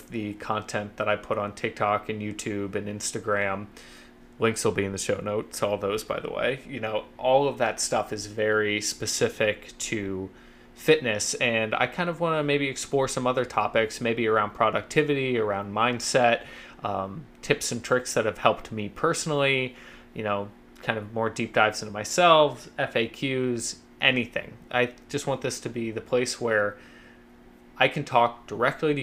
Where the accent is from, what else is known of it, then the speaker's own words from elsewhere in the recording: Columbus, Ohio, United States; moved away as an adult; also born or lived in Athens, Ohio / Cincinnati, Ohio; now in New York City, United States; I'm originally from Columbus, Ohio